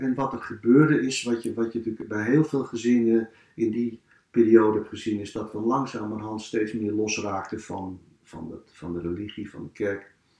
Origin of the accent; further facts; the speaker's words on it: Amsterdam, North Holland, Netherlands; in de kinkerbuurt waar ik ben opgegroeid